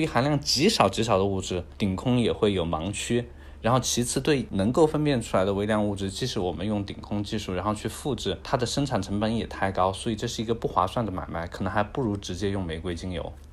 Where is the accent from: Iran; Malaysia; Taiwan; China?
China; 作为一个中国人